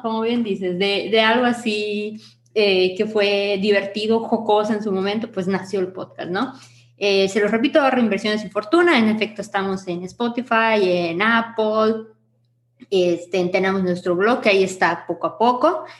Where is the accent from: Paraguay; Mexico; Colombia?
Mexico; Yucatán; Yo soy Yucatán, amo mi tierra, adoro mi tierra